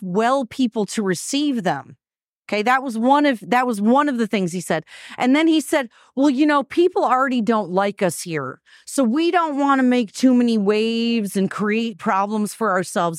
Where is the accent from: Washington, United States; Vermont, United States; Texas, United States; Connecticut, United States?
Vermont, United States; moved away; I'm from Vermont originally